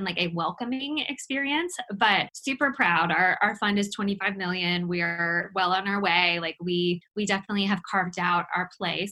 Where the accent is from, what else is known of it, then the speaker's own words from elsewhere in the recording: Oak Ridge, North Carolina, United States; also born or lived in Los Angeles; I grew up in Oak Ridge back when, Jonathan, sort of like you said, when that was like the country